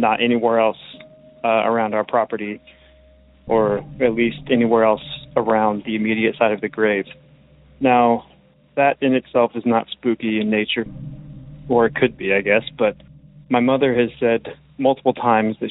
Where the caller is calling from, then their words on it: Oregon, United States; I'm calling from Oregon